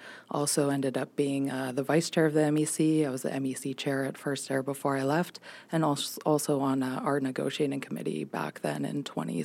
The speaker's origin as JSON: {"language": "English", "town": "Saskatoon", "region": "Saskatchewan", "country": "Canada", "tie": "born or raised there", "moved": "yes", "said": "I'm from Saskatoon, Saskatchewan, so that's my home province. I moved back to Saskatoon a couple years ago, actually"}